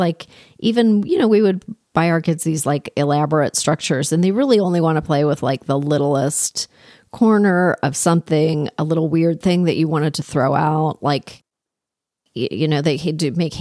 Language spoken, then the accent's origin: English; Toronto, Ontario, Canada; I grew up in Toronto, in Canada